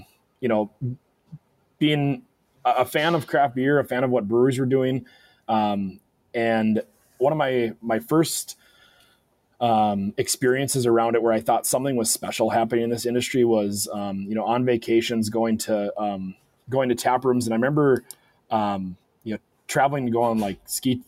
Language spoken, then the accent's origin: English; Fargo, North Dakota, United States; also born or lived in Moorhead, Minnesota / Minneapolis, Minnesota; I grew up in Fargo